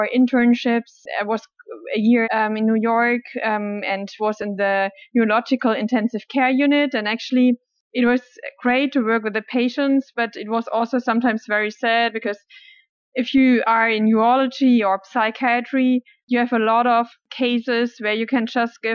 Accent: Germany; I'm from Germany. I grew up in Germany

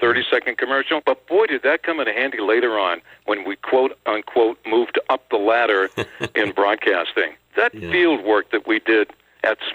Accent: Maine, United States; in my home state

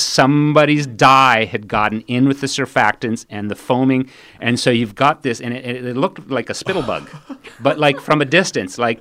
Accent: India; I grew up in India, and I lived for essentially all of my childhood in the foothills of the Himalayan mountains.

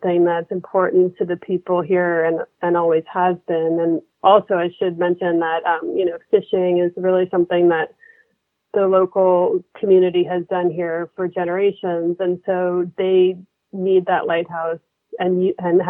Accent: Aquinnah, Massachusetts, United States; I grew up in Aquinnah.

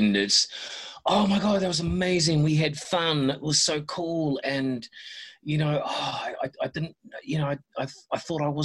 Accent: New Zealand; I was born in New Zealand

